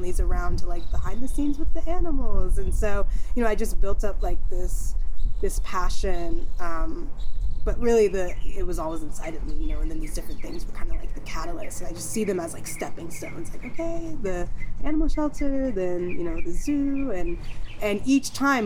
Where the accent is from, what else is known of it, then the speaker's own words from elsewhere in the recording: Bay Area, California, United States; also born or lived in New Jersey; we grew up here in the Bay Area, but then when I got into eighth grade, we actually picked up and moved to New Jersey.